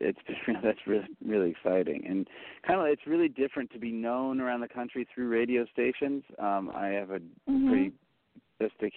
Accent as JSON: {"language": "English", "town": "New York City", "region": "New York", "country": "United States", "said": "as a New Yorker"}